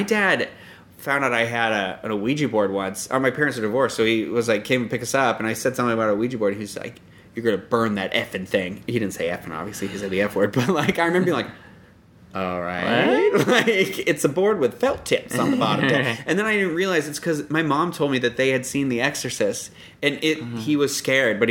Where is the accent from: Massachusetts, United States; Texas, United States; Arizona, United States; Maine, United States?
Massachusetts, United States; I'm from Massachusetts